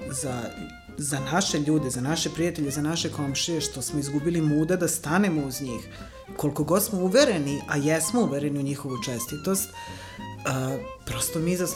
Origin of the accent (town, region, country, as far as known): Novi Sad, Vojvodina, Serbia; born or raised there; also born or lived in Valjevo